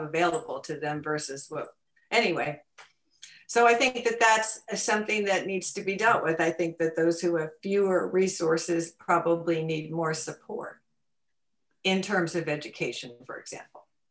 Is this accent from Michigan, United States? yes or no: no; Connecticut, United States; moved away; I grew up in in Connecticut